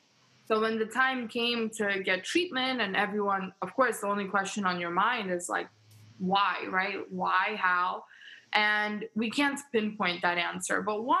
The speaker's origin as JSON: {"language": "English", "region": "New York", "country": "United States", "tie": "born or raised there", "also_born_or_lived": "Ukraine", "said": "So I was born in Ukraine. My family and I re-immigrated to New York when I was two."}